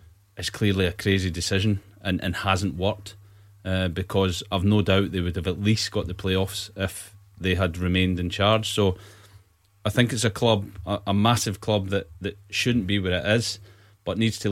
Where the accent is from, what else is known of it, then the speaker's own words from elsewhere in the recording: Stirling, Scotland, United Kingdom; I'm from Stirling myself, so it's, you know, a big club that's near to where I was kind of brought up